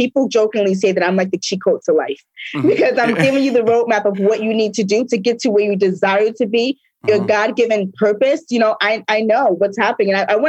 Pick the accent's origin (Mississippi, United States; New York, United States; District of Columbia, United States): New York, United States; I'm from New York.